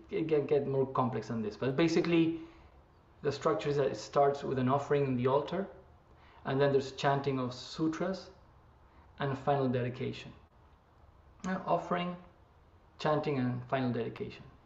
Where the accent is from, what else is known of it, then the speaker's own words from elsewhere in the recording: Argentina; moved away as an adult; also born or lived in Japan; now in San Francisco, United States; I am originally from Argentina